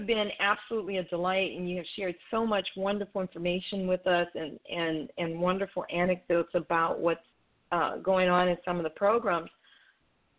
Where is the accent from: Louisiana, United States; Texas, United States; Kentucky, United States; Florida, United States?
Louisiana, United States; New Orleans; I'm from New Orleans